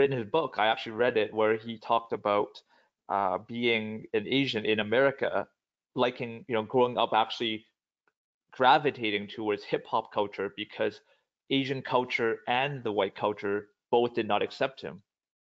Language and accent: English; Vancouver, British Columbia, Canada; also born or lived in Hong Kong; I grew up, I was born in Hong Kong and then I grew up here, like I said, in Vancouver, spent my life here